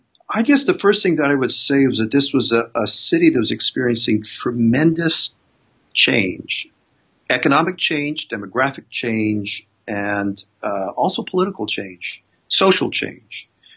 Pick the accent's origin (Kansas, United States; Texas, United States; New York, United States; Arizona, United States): Arizona, United States; Growing up in Arizona